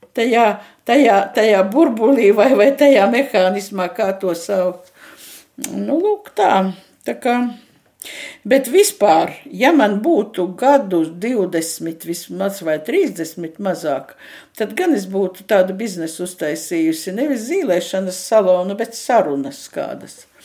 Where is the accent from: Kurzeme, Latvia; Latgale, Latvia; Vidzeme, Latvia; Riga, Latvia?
Latgale, Latvia; native region reached via Preiļi; moved away; mēs ar meitu bijām Latvijā, manā dzimtajā pusē, un tur braucām no, uz manu dzimto pusi no prēļiem cauri krācei